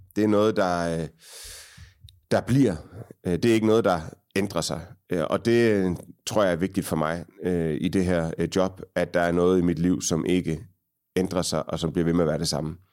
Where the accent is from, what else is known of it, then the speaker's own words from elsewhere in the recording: Aarhus, Central Denmark Region, Denmark; Jeg voksede op på Frederiksbjerg, ikke så langt øh, fra, hvor vi sidder